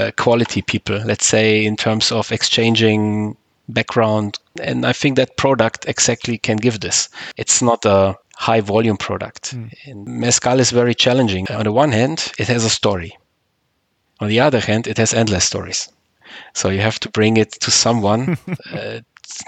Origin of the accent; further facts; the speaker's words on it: Munich, Bavaria, Germany; now in Traunstein, Germany; I was born in Munich, 76. And I have roots from Croatia, the island from Korçula my parents come from.